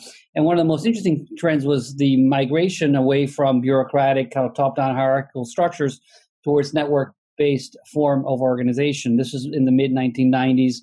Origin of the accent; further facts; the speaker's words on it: Italy; moved away as an adult; now in United States; I'm originally from Italy, but I've lived in the U.S. since 1994. I came here for grad school and never left